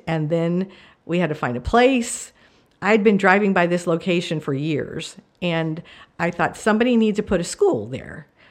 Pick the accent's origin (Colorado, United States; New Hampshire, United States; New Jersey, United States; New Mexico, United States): New Mexico, United States; also born or lived in Marshall Islands; I grew up in New Mexico